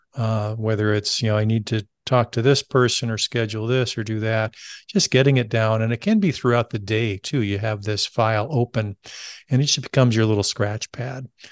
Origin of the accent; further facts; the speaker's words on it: California, United States; I grew up in California